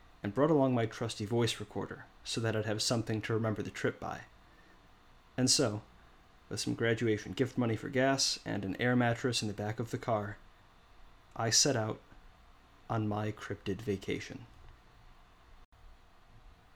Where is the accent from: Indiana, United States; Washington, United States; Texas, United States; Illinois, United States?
Illinois, United States; near Chicago; moved away as an adult; also born or lived in Oregon; my hometown near Chicago